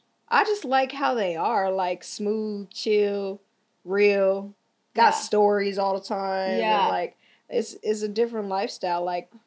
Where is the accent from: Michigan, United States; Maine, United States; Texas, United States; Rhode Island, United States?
Michigan, United States; Grand Rapids; also born or lived in California; now in San Fernando Valley, United States; I'm originally from Michigan. Grand Rapids, Michigan.